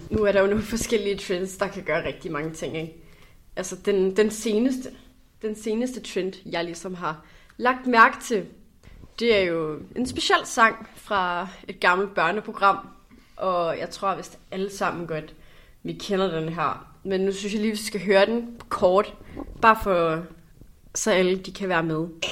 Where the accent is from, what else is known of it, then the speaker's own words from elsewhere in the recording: North Zealand, Capital Region of Denmark, Denmark; jeg kommer fra Nordsjælland